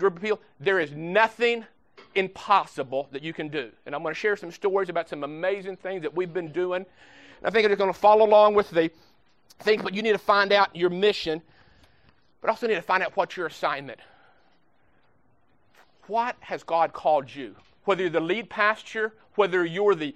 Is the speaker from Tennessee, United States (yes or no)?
no; Baltimore, Ohio, United States; I'm from Baltimore, Ohio, just right outside of Pickerington.